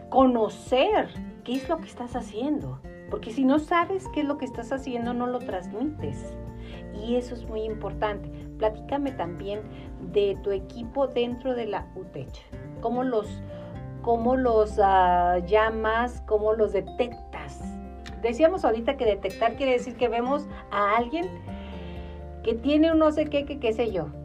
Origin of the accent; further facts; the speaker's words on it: Mexico; Dentro de la bandera, el escudo, el himno nacional, símbolos que nos identifican como mexicanos, los cuales debemos y podemos honrar